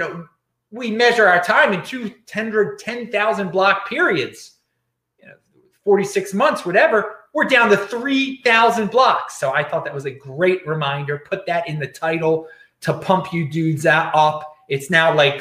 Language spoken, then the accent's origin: English; East Coast, United States; I'm from the East Coast.